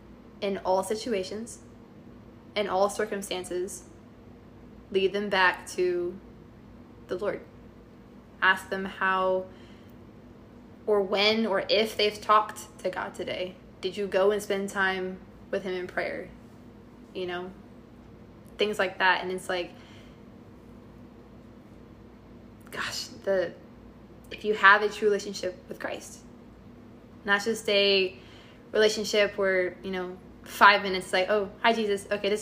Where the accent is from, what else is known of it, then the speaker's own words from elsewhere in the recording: Texas, United States; we're from Texas.